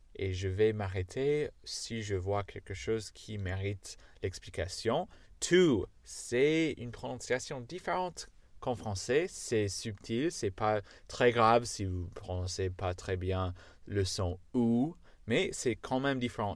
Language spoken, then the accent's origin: French; United States; accent: American; first language English; French is a second language; moved away; Je suis américain, donc euh, j'ai pas d'accent euh, anglais parfait, j'ai l'accent américain parfait parce que je suis américain